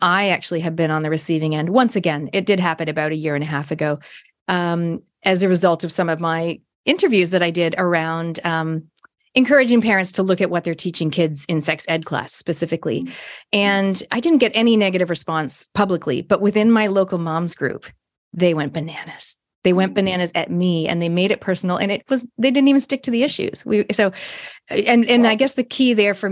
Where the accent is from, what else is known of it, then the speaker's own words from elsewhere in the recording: Toronto, Ontario, Canada; I grew up in Canada, Toronto.